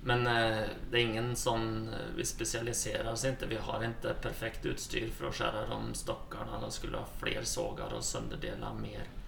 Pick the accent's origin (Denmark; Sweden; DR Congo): Sweden; moved away as an adult; now in Norway; Jeg kommer ursprungelig fra Sverige